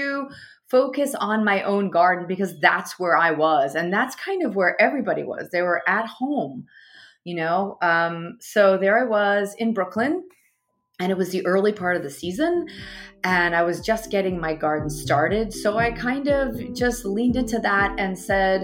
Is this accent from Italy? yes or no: yes; Italy; also born or lived in United States; now in New York City, United States; I was born in Italy, and I come from a big farming family